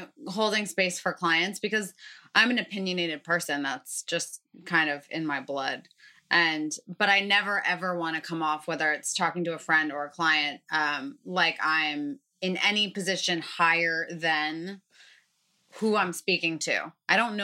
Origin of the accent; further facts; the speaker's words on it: Connecticut, United States; I grew up in Connecticut.